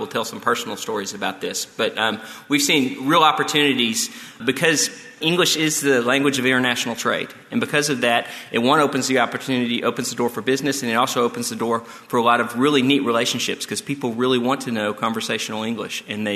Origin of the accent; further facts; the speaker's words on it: Texas, United States; moved away; We are from Texas